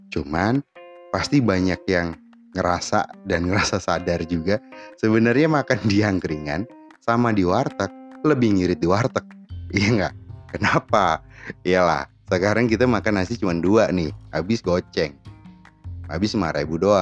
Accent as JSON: {"language": "Indonesian", "town": "Semarang", "region": "Central Java", "country": "Indonesia", "said": "kita kita berasal dari Semarang kota Jawa Tengah itu ya"}